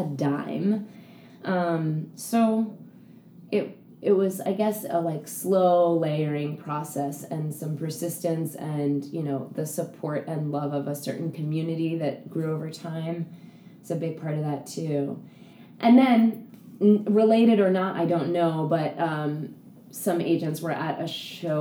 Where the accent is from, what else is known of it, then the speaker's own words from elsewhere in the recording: New York City, New York, United States; I grew up on the Upper West